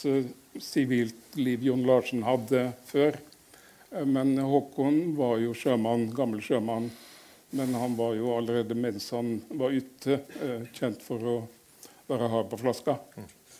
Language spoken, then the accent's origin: Norwegian; Ørsta, Møre og Romsdal, Norway; moved away as an adult; also born or lived in Fredrikstad; Jeg er født på, i Ørsta på Sunnmøre.